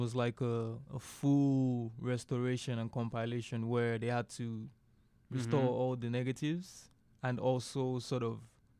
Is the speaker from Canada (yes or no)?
no; Nigeria; now in Savannah, United States; I've lived in Nigeria all my life, and I came to Savannah just to study film